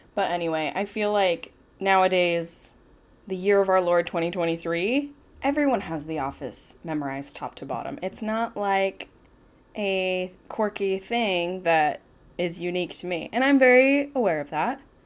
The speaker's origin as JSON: {"language": "English", "town": "Midway", "region": "Utah", "country": "United States", "tie": "born or raised there", "said": "I'm from a little town called Midway. It's like forty-five minutes east of Salt Lake City"}